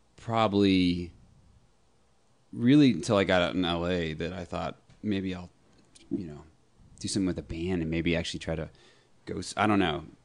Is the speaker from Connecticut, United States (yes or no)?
no; Austin, Texas, United States; also born or lived in Birmingham, Alabama / Sherman, Texas; I grew up in Austin